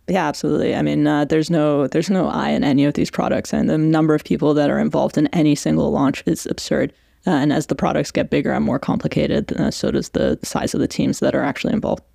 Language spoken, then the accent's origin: English; Canada; accent: Canadian; also born or lived in Iran; now in London, United Kingdom; I'm from from Iran originally. I've grown up between Iran and Canada. Uh, the accent is very much Canada